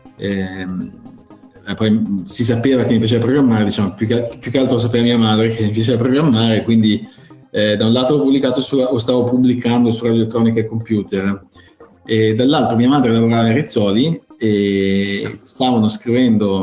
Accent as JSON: {"language": "Italian", "town": "Milan", "region": "Lombardy", "country": "Italy", "tie": "born or raised there", "said": "in Italia eh, sono cresciuto a Milano"}